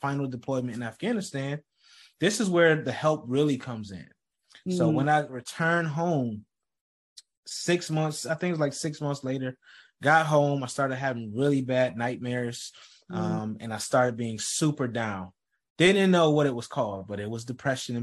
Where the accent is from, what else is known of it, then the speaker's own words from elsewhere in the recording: Rochester, New York, United States; I grew up in Rochester, New York